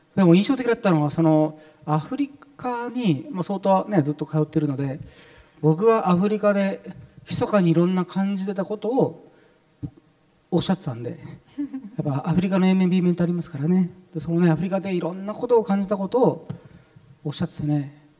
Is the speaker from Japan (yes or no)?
yes; Japan; first language Arabic; Japanese is a second language; also born or lived in Saudi Arabia / Cairo, Egypt; サウジアラビアで4歳ぐらいまでいてで日本に帰ってきてで日本の幼稚園に入った